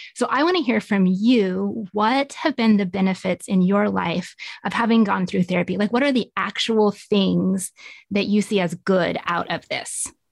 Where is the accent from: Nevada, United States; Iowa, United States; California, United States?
Nevada, United States; moved away as an adult; now in Tulsa, United States; I grew up in Nevada and moved out to Tulsa about 12 years ago